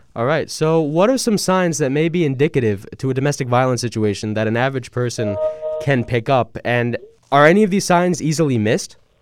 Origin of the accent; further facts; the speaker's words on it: Suffolk County, Long Island, New York, United States; where I grew up in um, Suffolk County